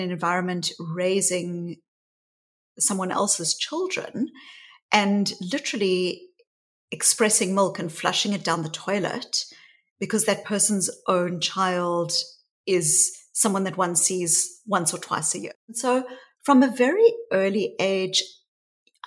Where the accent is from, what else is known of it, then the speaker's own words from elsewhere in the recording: South Africa; growing up in South Africa. And I was a white child growing up in the white suburbs of apartheid South Africa